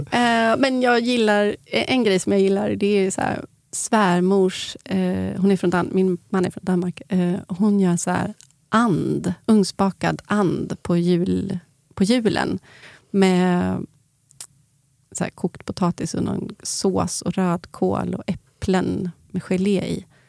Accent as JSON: {"language": "Swedish", "country": "Sweden", "said": "jag är svensk"}